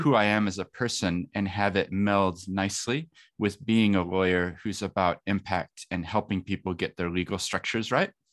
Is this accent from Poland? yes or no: no; Christchurch, Canterbury, New Zealand; also born or lived in Wellington; I, I grew up in Christchurch